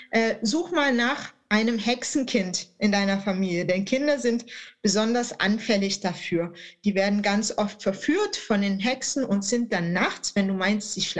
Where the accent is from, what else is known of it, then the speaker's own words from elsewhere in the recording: Baden-Württemberg, Germany; das gerade als Schwabe äh, dann aufzunehmen.